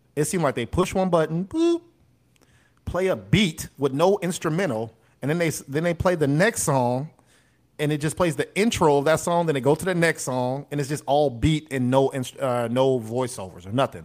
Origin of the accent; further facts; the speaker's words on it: United States; we're American